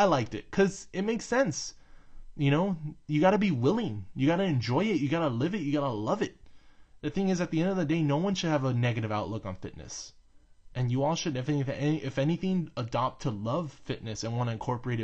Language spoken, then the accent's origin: English; Texas, United States; I'm from Texas